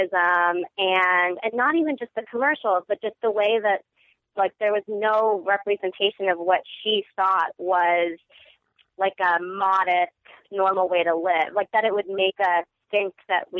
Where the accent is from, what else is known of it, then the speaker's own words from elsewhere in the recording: Orange County, Southern California, United States; growing up in Orange County